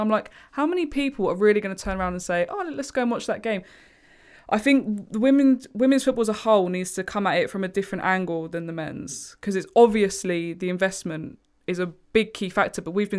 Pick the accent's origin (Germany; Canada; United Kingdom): United Kingdom; England; we all have that one thing in common, that we're all English.